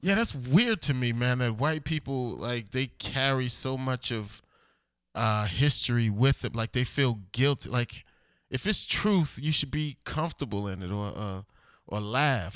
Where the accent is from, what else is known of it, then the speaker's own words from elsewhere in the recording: Elizabeth, New Jersey, United States; moved away as an adult; also born or lived in Perth Amboy, New Jersey / Fort Lauderdale, Florida / Miami, Florida / New York; I was born in Elizabeth, New Jersey, but I graduated Perth Amble High School